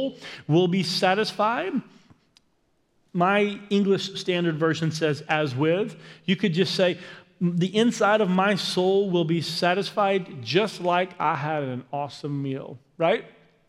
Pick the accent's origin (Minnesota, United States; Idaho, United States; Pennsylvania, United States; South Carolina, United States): South Carolina, United States; Aiken; moved away; where I lived growing up in Aiken, South Carolina.